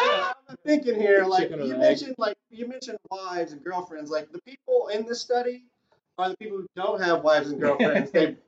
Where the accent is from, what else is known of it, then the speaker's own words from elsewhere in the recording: Evansville, Indiana, United States; I'm from Indiana, too